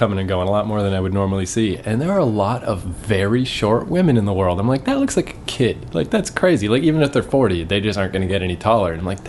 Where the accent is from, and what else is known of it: New Brunswick, Canada; born or raised there; moved away